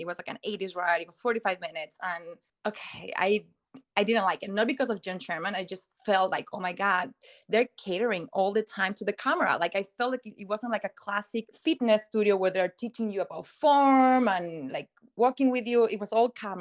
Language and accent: English; Chile; moved away as an adult; now in United States; I'm originally from South America, from Chile, and I've been in the States for 13 years now. So I moved here 2010.